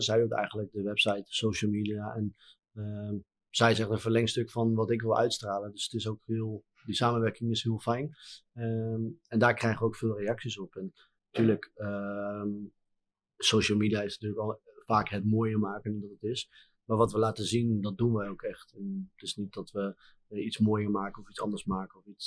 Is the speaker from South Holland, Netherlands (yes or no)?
no; Harderwijk, Gelderland, Netherlands; in Harderwijk, mijn woonplaats, eh, mijn geboortestad.